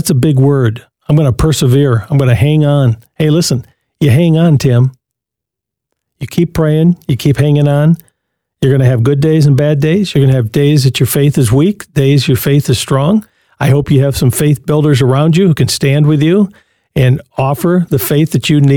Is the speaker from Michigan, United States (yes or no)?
yes; Jackson, Michigan, United States; Jackson. All right. My hometown.